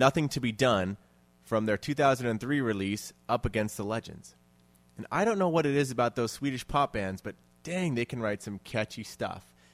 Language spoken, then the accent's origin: English; Bellingham, Washington, United States; I come from Bellingham